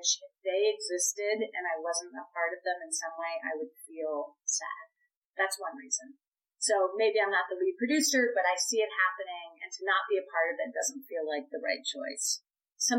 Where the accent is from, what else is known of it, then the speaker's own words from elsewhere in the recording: Boston, Massachusetts, United States; now in New York, United States; I am from Boston, which meant I knew very few people and didn't have family members here in New York.